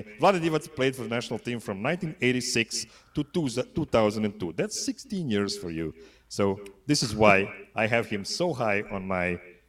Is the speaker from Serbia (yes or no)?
yes; Serbia; born there; English is a second language; So this guy is not from Serbia, but since I was born in Yugoslavia, I want to honor a guy that won the most medal in history of Yugoslavia